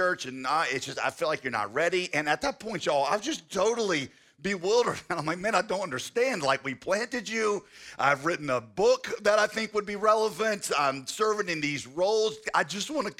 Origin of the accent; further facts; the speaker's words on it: Winston-Salem, North Carolina, United States; I grew up in Winston-Salem. I know what people are like in Winston-Salem